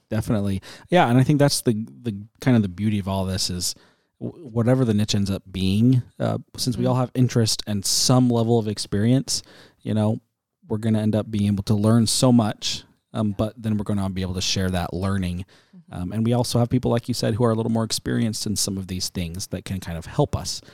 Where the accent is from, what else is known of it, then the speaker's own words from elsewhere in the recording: United States; as an American